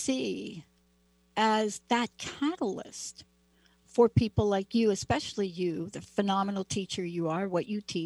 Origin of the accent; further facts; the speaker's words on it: New York City, New York, United States; I'm a kid from the Bronx